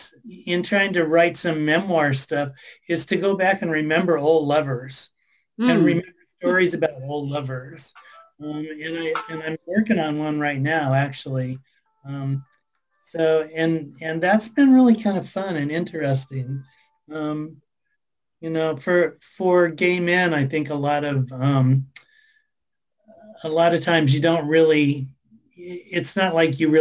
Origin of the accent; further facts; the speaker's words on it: Washington, United States; moved away as an adult; now in Canada; I'm from Washington State